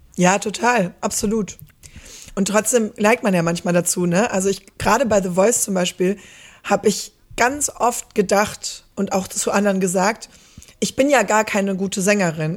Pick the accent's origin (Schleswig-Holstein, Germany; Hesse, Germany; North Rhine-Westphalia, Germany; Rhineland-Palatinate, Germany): North Rhine-Westphalia, Germany; Stromberg; also born or lived in Netherlands / Beckum; ich komme hier aus der Ecke, aus Stromberg.